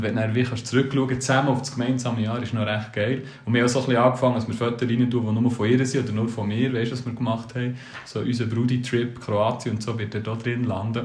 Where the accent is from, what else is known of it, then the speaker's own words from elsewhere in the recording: Switzerland; wer sind wir Schweizer